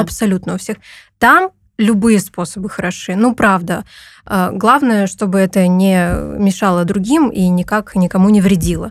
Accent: Perm, Perm Krai, Russia; moved away as an adult; now in Tbilisi, Georgia; Я родилась в Перми

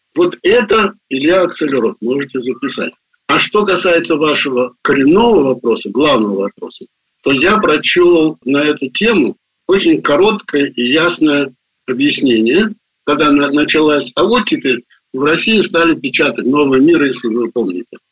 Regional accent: Baku, Azerbaijan; moved away as an adult; also born or lived in Russia / United States; Я родился в Баку

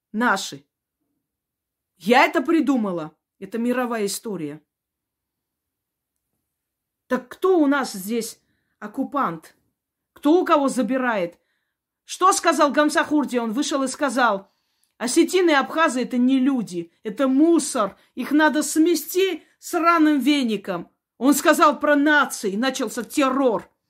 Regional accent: Georgia; born there; moved away; я видела лично, я родилась в Грузии. Мы уехали оттуда, потому что нам не давали ни образования, ни работу, ничего, перекрыли все.

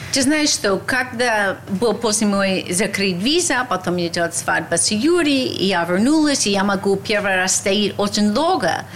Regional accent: United States; Russian is a second language; moved away as an adult; also born or lived in Russia; Я была молодой американка

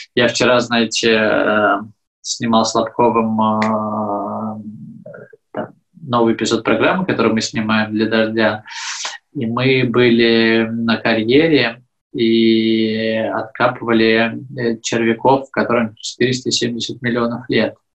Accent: Belarus; moved away; я вроде как из Беларуси

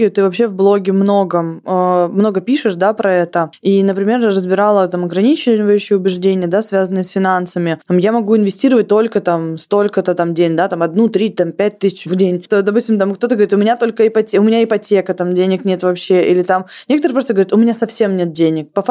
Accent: Krasnodar Krai, Russia; по крайней мере, я из Краснодарского края, у нас была такая фраза «хороший понт дороже денег».

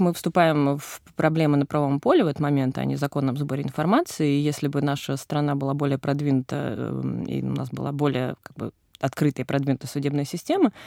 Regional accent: Moscow, Russia; я, э, москвичка с опытом работы в ЧОПах нулевым

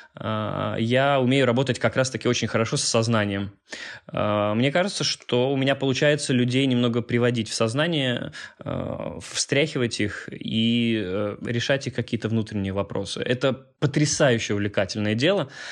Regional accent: Minsk, Belarus; moved away as an adult; also born or lived in Catalonia; Я белорус, вырос здесь, жил до 21 года

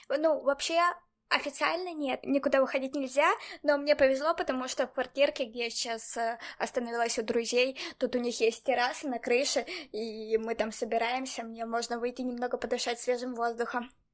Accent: Dnipro, Dnipropetrovsk Oblast, Ukraine; also born or lived in Barcelona, Spain; now in Spain; я, например, из Днепра в Украине

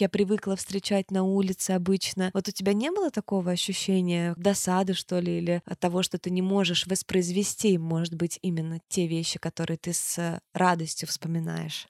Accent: Turkmenistan; Я же родилась в Туркмении. У нас там очень жарко, это южная страна

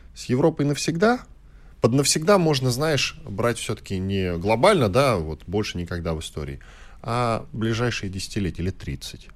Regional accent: Moscow, Russia; мы с тобой москвичи

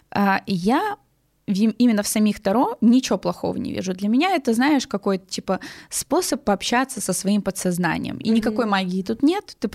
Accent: Nizhny Novgorod Oblast, Russia; Я просто из Нижегородской области.

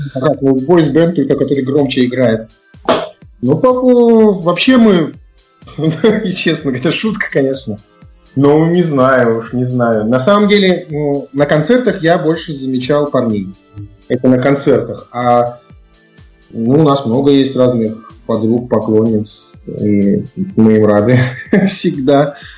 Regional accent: Kurgan, Kurgan Oblast, Russia; moved away; Я и сам из Кургана

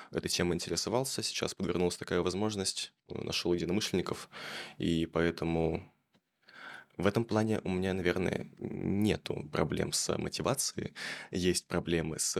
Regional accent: Chelyabinsk, Chelyabinsk Oblast, Russia; Я из Челябинска. Я из Челябинска

